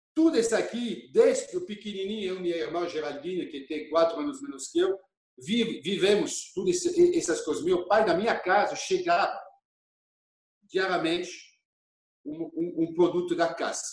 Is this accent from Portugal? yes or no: no; Auxonne, Bourgogne-Franche-Comté, France; Portuguese is a second language; moved away as an adult; also born or lived in Germany; now in Brazil; eu nasci em Oxon, uma cidade que fica a 32 quilômetros